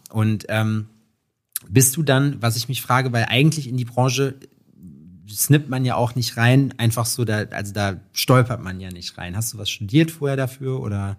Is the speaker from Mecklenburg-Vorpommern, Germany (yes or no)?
no; Schalksmühle, North Rhine-Westphalia, Germany; ich komme aus Schalksmühle